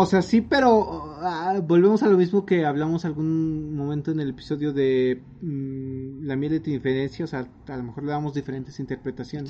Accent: Mexico; como mexicano promedio

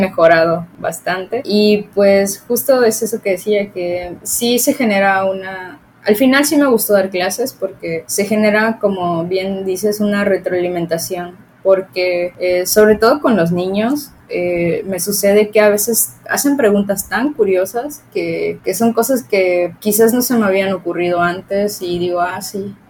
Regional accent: Cenotillo, Yucatán, Mexico; yo soy de Cenotillo, de un municipio

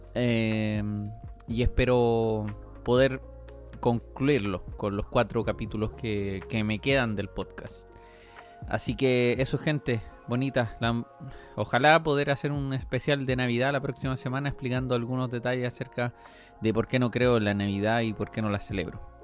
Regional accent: Chile; somos chilenos

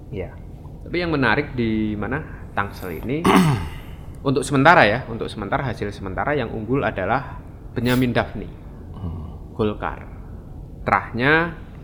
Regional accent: Sleman Regency, Special Region of Yogyakarta, Indonesia; di kampung saya di Kabupaten Sleman

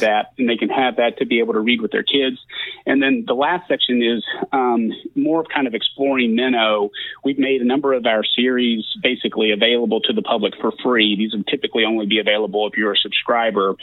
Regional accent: south of Lexington, Central Kentucky, United States; moved away as an adult; I grew up in Central Kentucky, just south of Lexington

